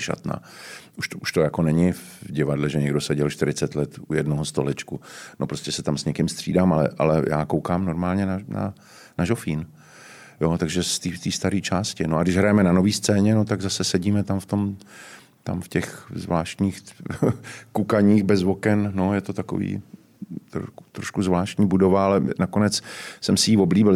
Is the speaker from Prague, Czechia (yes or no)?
yes; Prague, Czechia; já jsem totiž z Horního Žižkova